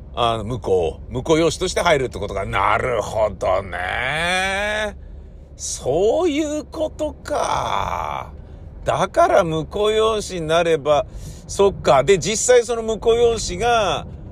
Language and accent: Japanese; Tokyo, Japan; 自分が生まれ育った家